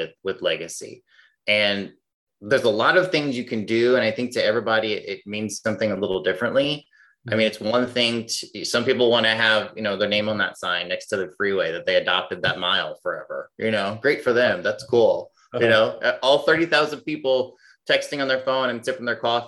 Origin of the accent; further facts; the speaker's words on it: Illinois, United States; now in Phoenix, United States; I'm originally from Illinois. I live in Phoenix now